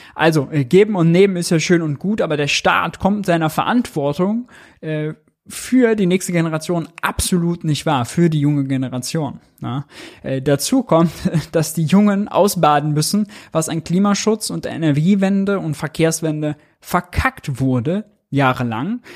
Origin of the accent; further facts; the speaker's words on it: Mönchengladbach, North Rhine-Westphalia, Germany; Ich komme aus München-Gladbach